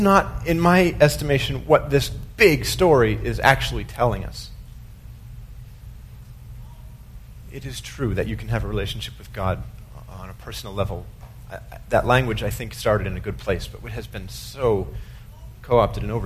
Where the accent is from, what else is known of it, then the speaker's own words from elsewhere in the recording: United States; we have this nation's problem as American Christians